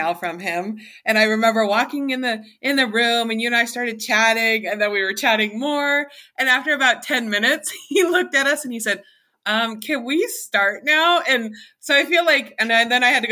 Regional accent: Montana, United States; I grew up in a small town in Montana

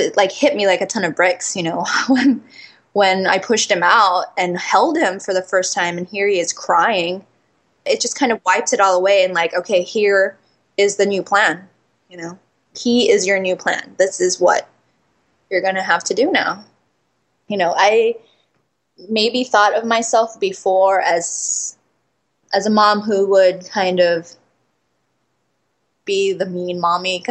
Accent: Philippines; now in Oakland, United States; I'm Filipino

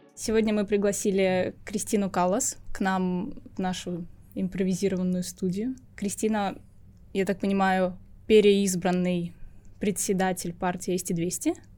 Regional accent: Estonia; я родилась в Эстонии, имею гражданство mm-hmm. по рождению, говорю по-эстонски так же хорошо, как и по-русски, да. выросла в этой стране

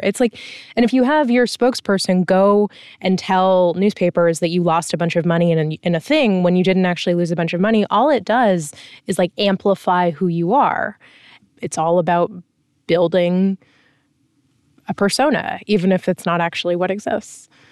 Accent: United States; as an American

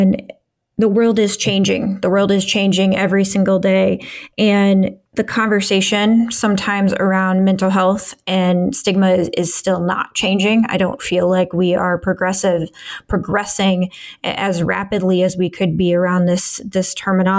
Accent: Midwest, United States; born or raised there

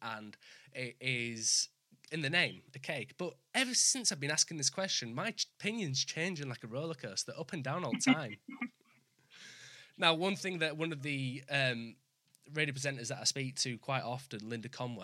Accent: Leeds, Yorkshire and the Humber, United Kingdom; I'm from Leeds.

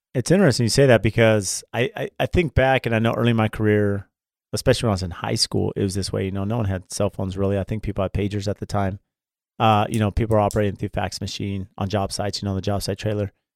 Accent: San Diego, California, United States; I grew up in San Diego as a big U S C fan

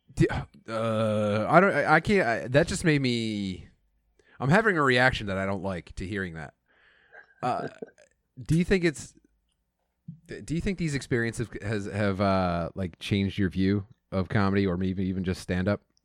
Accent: southeastern Pennsylvania, United States; Growing up in, in, like, uh, southeastern Pennsylvania, anywhere, uh, and, and being Irish

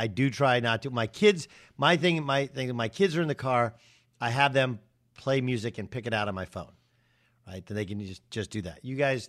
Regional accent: Orange County, California, United States; he and I are the same age. We grew up in Orange County.

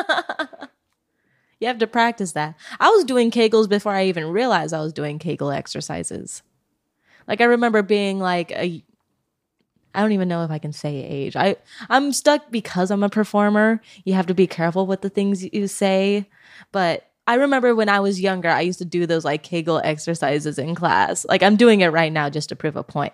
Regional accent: Oregon, United States; now in California, United States; I'm from Oregon

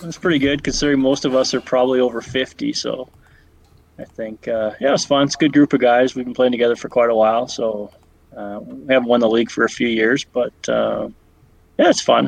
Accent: Vancouver Island, British Columbia, Canada; growing up on Vancouver Island

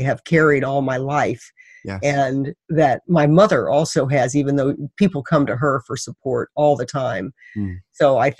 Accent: Missouri, United States; I grew up in Missouri

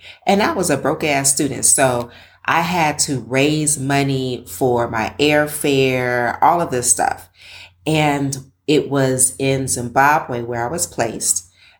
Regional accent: Los Angeles, California, United States; moved away as an adult; also born or lived in Bloomington, Indiana / Zanzibar, Tanzania; now in Nairobi, Kenya; I consider Los Angeles, California to be my hometown. I was actually born in Bloomington, Indiana. My parents were students at Indiana University in Bloomington. And then they moved me to LA when I was 2 years old.

